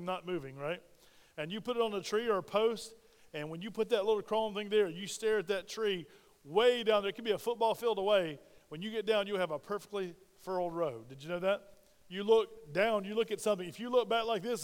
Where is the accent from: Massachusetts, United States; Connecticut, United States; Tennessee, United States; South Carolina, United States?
South Carolina, United States; Spartanburg; moved away; my hometown of Spartanburg, South Carolina